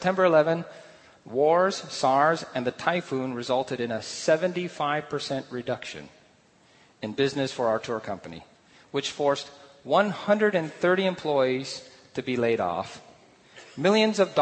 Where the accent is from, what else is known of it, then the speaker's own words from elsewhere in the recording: Guam; in the early 1960s and early 70s, I grew up in Guam